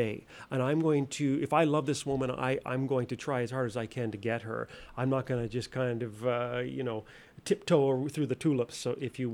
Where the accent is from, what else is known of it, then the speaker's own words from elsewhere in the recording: Nova Scotia, Canada; moved away; I'm originally from Nova Scotia